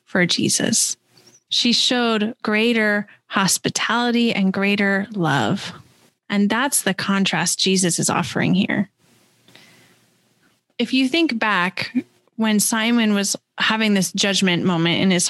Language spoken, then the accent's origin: English; West Coast, United States; moved away as an adult; also born or lived in California / Washington / Missouri; now in Wisconsin, United States; I grew up on the West Coast and in a fairly progressive area.